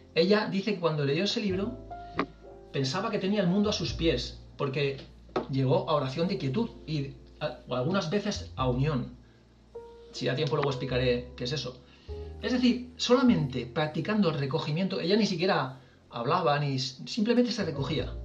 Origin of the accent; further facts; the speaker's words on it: Valencian Community, Spain; Somos valencianos mayores